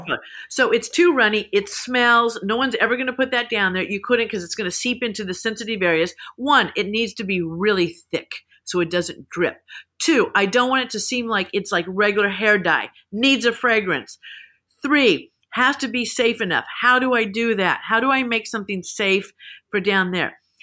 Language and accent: English; Salina, Kansas, United States; moved away as an adult; also born or lived in Texas / Los Angeles; I grew up in Kansas. There was, you know, in Salina, Kansas was, eh, the roller rink.